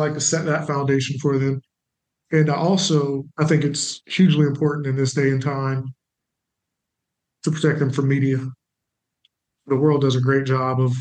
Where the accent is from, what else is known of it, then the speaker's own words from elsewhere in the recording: Springfield, United States; moved away; I'm from Springfield, but we moved back to partner with my church